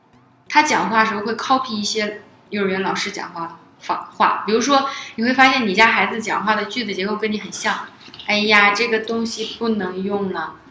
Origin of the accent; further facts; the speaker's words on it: Northeast China, China; 我是我本来是个东北人嘛， … 在遇到受到惊恐的情况下，还是会冒出东北话